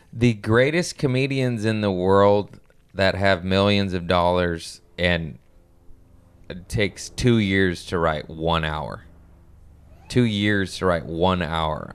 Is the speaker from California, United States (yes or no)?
yes; Torrance, California, United States; We're all from Torrance.